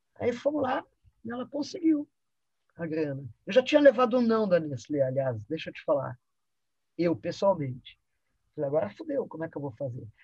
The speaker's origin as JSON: {"language": "Portuguese", "region": "São Paulo", "country": "Brazil", "tie": "born or raised there", "also_born_or_lived": "Egypt", "said": "vou crescendo num ambiente onde o carnaval de rua também acontecia, que é a Avenida São João"}